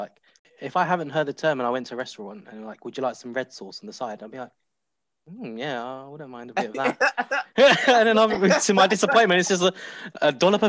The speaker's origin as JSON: {"language": "English", "region": "London", "country": "United Kingdom", "tie": "born or raised there", "said": "I'm a 90s baby, but you know, I used to get told like don't go into sort of that area that far from home because I'm from Plaistow, sort of Stratford Plaistow area."}